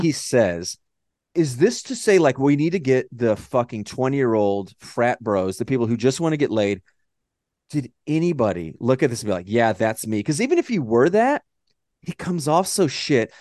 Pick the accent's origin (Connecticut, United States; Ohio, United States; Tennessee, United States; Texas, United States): Texas, United States; Dallas; accent: Texan drawl; I'm Texas, you know, Dallas